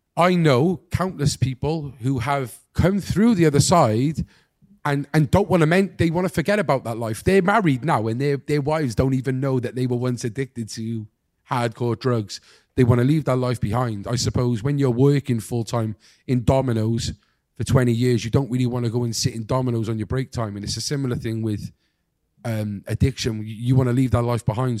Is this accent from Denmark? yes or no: no; Cardiff, Wales, United Kingdom; I'm from Cardiff